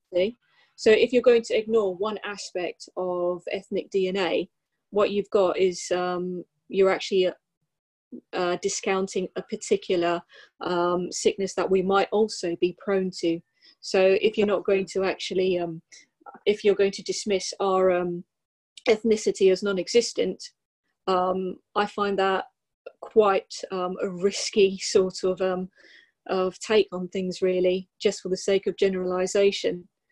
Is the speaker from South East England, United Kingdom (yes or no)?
yes; Sussex, South East England, United Kingdom; I'm actually from Sussex